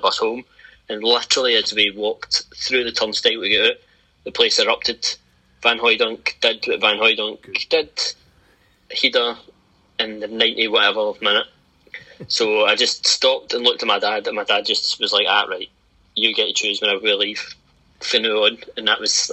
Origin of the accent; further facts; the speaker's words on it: Claybank, Scotland, United Kingdom; moved away as an adult; now in Oxford, United Kingdom; I am from Claybank originally, but I live in Oxford now for work reasons